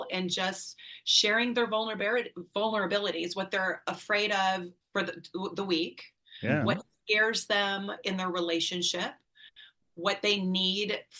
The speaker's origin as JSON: {"language": "English", "town": "Antioch", "region": "Illinois", "country": "United States", "tie": "born or raised there", "moved": "as an adult", "lives_now": "Alabama, United States"}